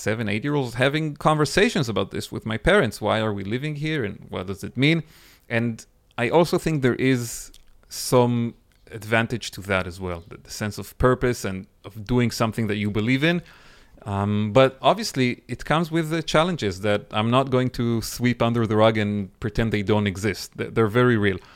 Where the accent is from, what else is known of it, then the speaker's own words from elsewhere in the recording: Northern District, Israel; now in Nahal Oz, Israel; I grew up as a child in northern Israel, on the border with Lebanon.